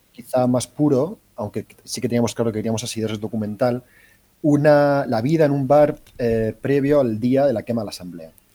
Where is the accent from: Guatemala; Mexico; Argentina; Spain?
Spain; Cartagena, Region of Murcia; Yo soy de Cartagena